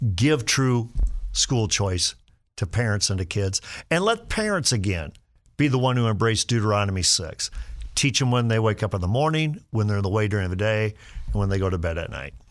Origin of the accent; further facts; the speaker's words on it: Sheldon, Iowa, United States; I was a high school principal in Sheldon. That's my hometown, rural Iowa